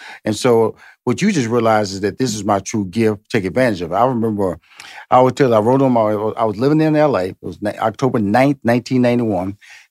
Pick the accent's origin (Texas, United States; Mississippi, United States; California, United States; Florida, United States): Texas, United States; Houston; now in Atlanta, United States; And presently I've been in Atlanta since 2007. So it's about 15 years here. But I'm originally from Houston, Texas.